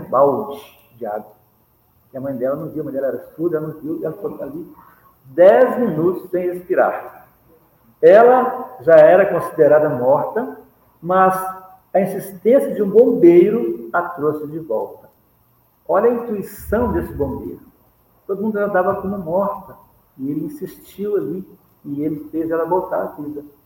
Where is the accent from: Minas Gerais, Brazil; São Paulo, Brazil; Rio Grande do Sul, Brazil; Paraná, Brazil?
Minas Gerais, Brazil; sou mineiro